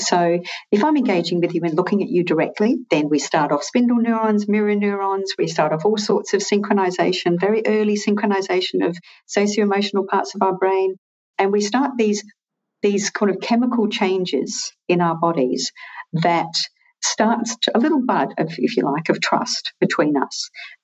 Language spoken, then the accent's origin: English; Scotland, United Kingdom; now in Australia; I'm originally Scottish, but I've lived here for a long time.